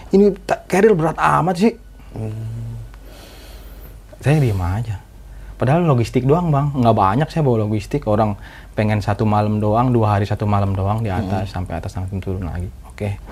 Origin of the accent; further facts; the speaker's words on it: Jakarta, Indonesia; Yang penting kita orang Jakarta, Bang.